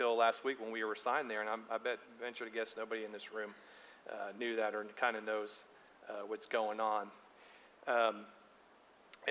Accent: Tampa, Florida, United States; moved away as an adult; now in Arkansas, United States; I grew up in Tampa

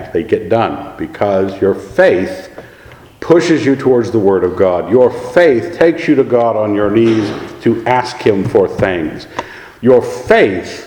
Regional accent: Scotland, United Kingdom; I'm a Scot

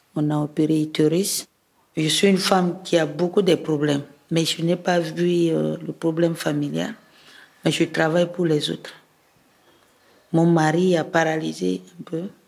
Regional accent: Bouca, Ouham, Central African Republic; now in Bangui, Central African Republic; mon village natal qui est Bouka. C'est dans la préfecture de Loam

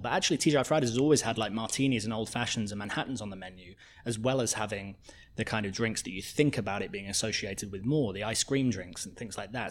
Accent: Coventry, West Midlands, United Kingdom; also born or lived in Edinburgh; now in London, United Kingdom; growing up in Coventry, Coventry is just like nineteen fifties cement buildings

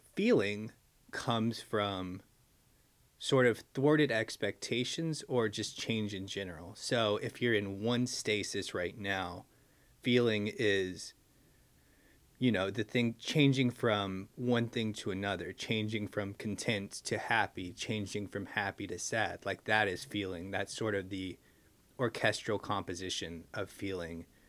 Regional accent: United States; being American

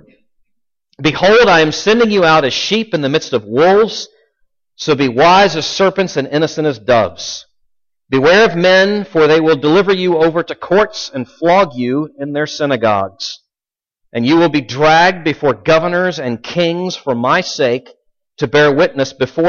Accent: Richmond, Virginia, United States; I grew up in Richmond, Virginia

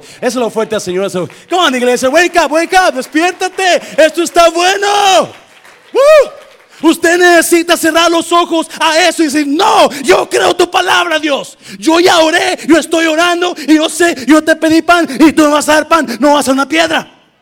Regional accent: Nayarit, Mexico; yo crecí en Nayarit

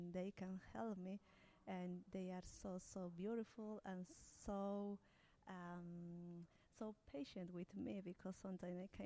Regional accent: Peru; English is a second language; moved away as an adult; now in Wellington, New Zealand; I am from Peru.

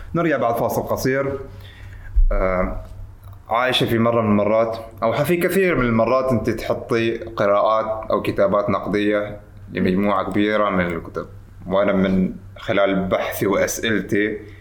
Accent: Oman; معنا في عمان

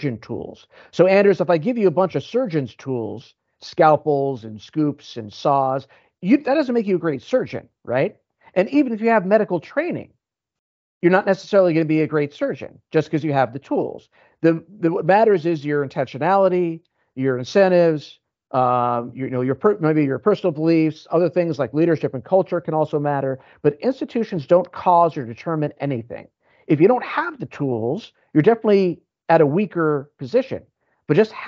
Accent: United States; I'm American

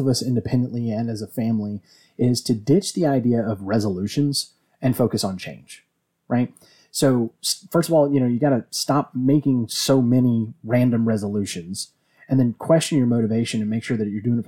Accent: Virginia, United States; we're from Virginia, where we drink our tea sweet.

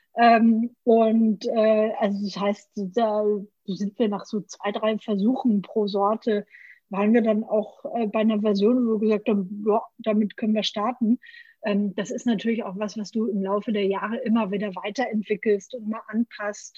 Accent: Franconia, Bavaria, Germany; Ich komme aus Franken

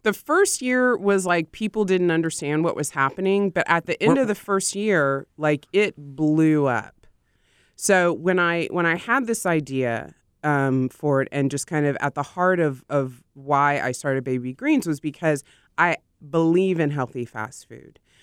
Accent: Austin, Texas, United States; I grew up in Austin

